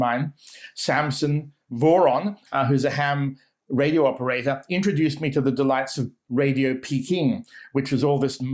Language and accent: English; Sydney, New South Wales, Australia; moved away as an adult; also born or lived in Canberra, Australia; now in New Zealand; I grew up in Sydney, but I went to university in Canberra to study Sanskrit